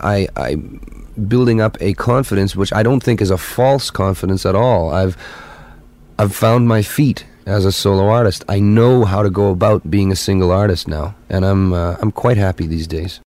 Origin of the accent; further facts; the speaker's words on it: Winnipeg, Manitoba, Canada; it was my hometown. It happened to be Winnipeg